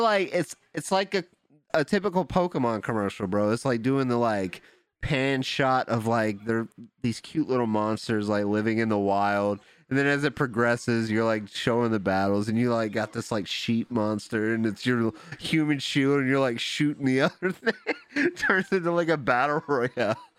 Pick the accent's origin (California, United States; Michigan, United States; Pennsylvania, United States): Michigan, United States; Detroit; Nah, I'm from Detroit, dog.